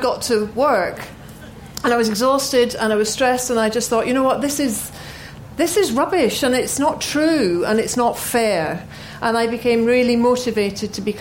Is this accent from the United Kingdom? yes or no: yes; Glasgow, Scotland, United Kingdom; I grew up in Glasgow in the 70s